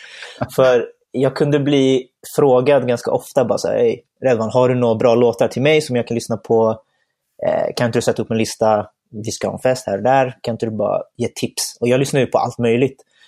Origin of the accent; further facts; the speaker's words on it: Stockholm, Stockholm County, Sweden; jag är uppvuxen här i Stockholm, född och uppvuxen här